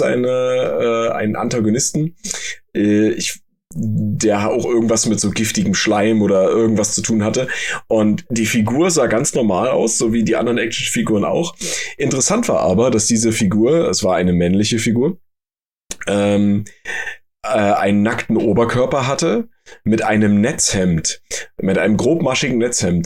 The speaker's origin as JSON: {"language": "German", "country": "Germany", "said": "bei uns in Deutschland"}